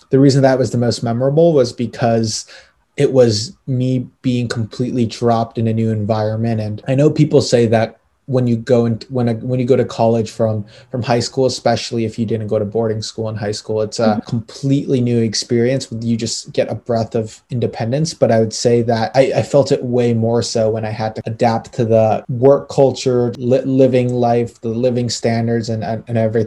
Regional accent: Chicago, Illinois, United States; moved away as an adult; also born or lived in Boston; I grew up in Chicago, went to Walter Payton for high school

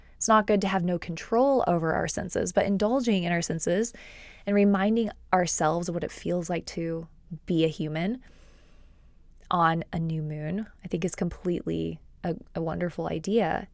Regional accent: Texas, United States; also born or lived in Austin, Texas; I've lived in Texas since I was about eight

